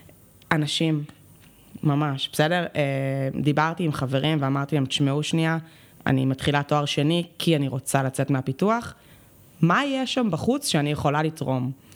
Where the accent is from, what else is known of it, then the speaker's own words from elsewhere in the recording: Tel Aviv, Tel Aviv District, Israel; הייתי בצופים, אצלנו בתל אביב זה היה נורא צופים, בסדר, אז בצופים מד' עד י"ב